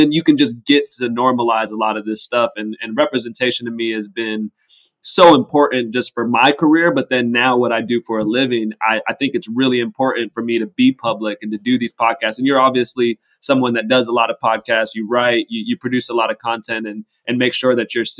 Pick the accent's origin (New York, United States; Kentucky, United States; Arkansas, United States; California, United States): California, United States; Southern; I grew up in Southern California